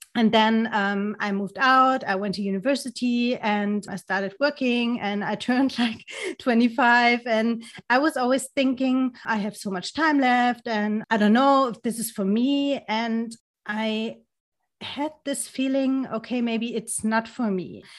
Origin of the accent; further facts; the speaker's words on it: Germany; English is a second language; also born or lived in near Frankfurt am Main; I'm from Germany. I'm living, um, next to Frankfurt am Main